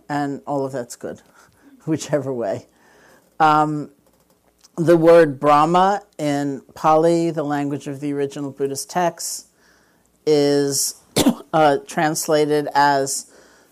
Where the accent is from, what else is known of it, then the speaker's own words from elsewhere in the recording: New York, United States; I'm from New York